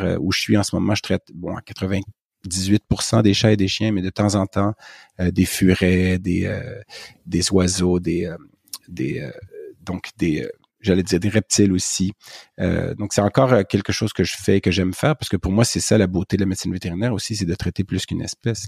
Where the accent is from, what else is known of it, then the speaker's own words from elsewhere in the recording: Montreal, Quebec, Canada; accent: Québécois; je suis né tout près de Montréal ou en banlieue